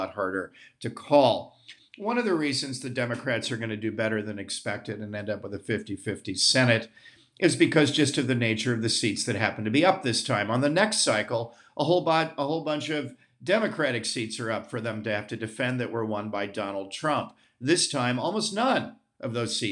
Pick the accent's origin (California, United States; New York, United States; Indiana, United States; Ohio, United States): Ohio, United States; this is my home state, Ohio, so I know it well